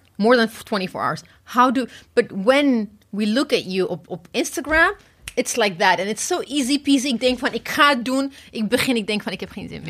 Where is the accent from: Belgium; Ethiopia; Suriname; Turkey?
Ethiopia; now in Netherlands; ik kom oorspronkelijk uit Ethiopië.